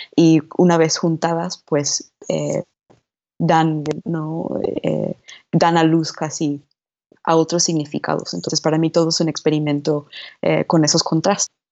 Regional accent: New Jersey, United States; moved away as an adult; also born or lived in New York; now in Mexico City, Mexico; Yo nací en Nueva York y crecí en el estado de al lado de Nueva Jersey

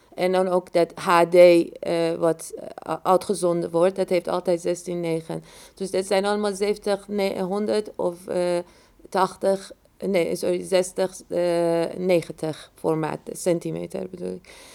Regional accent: Iran; moved away as an adult; ik ben in Iran opgegroeid, heb de revolutie meegemaakt, heb een oorlog meegemaakt en dan ook nog gevlucht

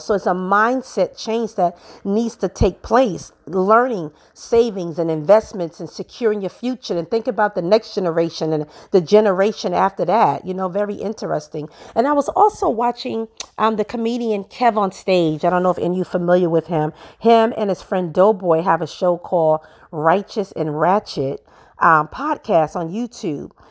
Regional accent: New York City, New York, United States; I grew up in Brooklyn, New York.

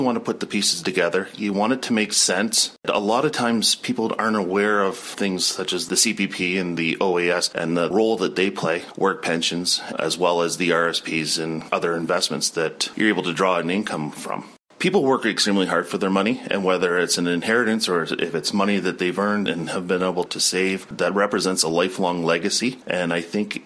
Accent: Wallaceburg, Ontario, Canada; We've set up shop here in Wallsburg. We're both from Wallsburg

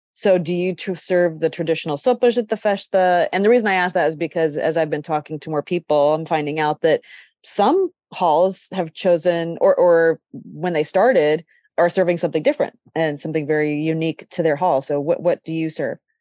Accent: Sacramento, California, United States; that I grew up in Sacramento

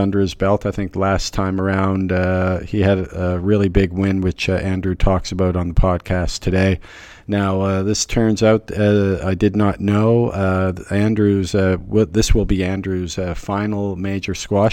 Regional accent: Canada; moved away; I'm Canadian myself

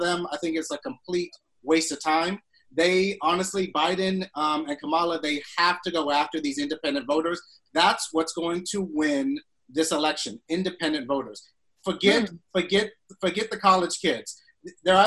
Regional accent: Florida, United States; I'm from Florida

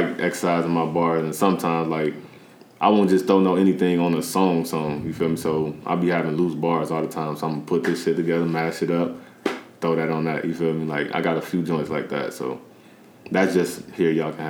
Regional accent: Peoria, Illinois, United States; I'm from the South

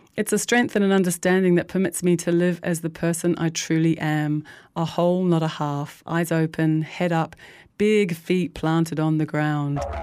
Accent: New Zealand; I grew up in New Zealand in the early seventies with divorcing parents

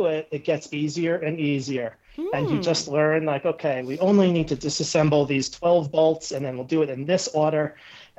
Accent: New York, United States; moved away as an adult; now in Denver, United States; I'm from New York, but I moved out to Denver about 5 years ago

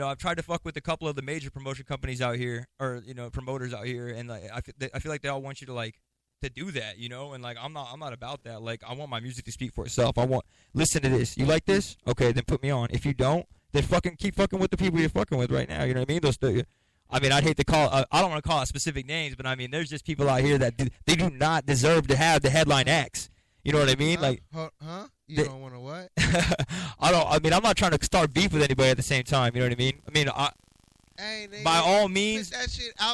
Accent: Chandler, Arizona, United States; I'm from Chandler, Arizona.

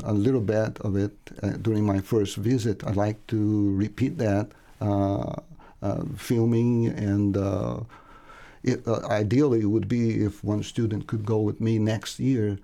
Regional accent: Brazil; English is a second language; moved away as an adult; I'm originally from Brazil, but I've been here for more than 35 years.

